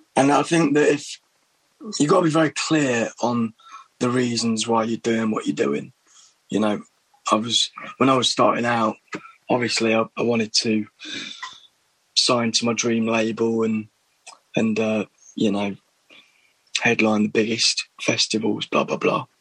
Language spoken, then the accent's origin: English; Little Eaton, East Midlands, United Kingdom; moved away as an adult; also born or lived in Berlin, Germany / London; village in Derbyshire, Little Eaton